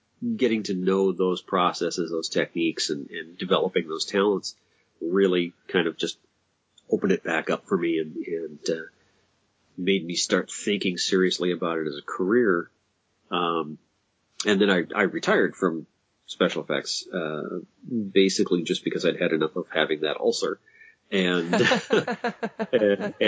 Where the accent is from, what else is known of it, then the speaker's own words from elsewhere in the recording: Minneapolis, Minnesota, United States; I'm actually from Minneapolis